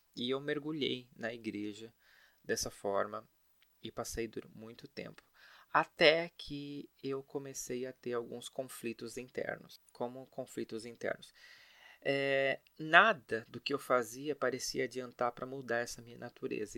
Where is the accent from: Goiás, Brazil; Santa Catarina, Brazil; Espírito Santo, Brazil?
Santa Catarina, Brazil; Blumenau; now in São Paulo, Brazil; eu nasci em Blumenau, uma cidade de Santa Catarina que todo mundo conhece